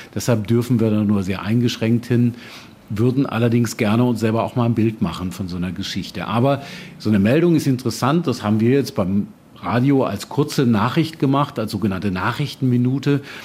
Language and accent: German; Germany; moved away; Ich bin in Deutschland groß geworden